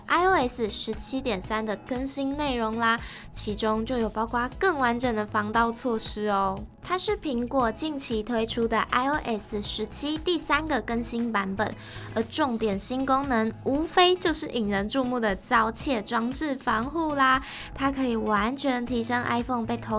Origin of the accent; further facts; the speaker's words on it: Kaohsiung, Taiwan; 我的故乡高雄